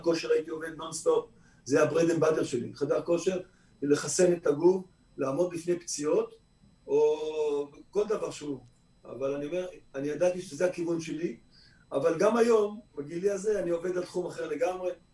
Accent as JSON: {"language": "Hebrew", "town": "Kfar Saba", "region": "Central District", "country": "Israel", "tie": "born or raised there", "also_born_or_lived": "Tel Aviv", "said": "אני ישראלי שנולד בכפר סבא"}